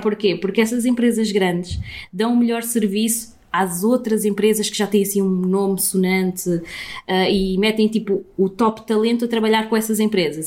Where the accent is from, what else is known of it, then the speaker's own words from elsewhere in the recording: Sintra, Lisbon, Portugal; cresci aqui, cresci nesta zona de Sintra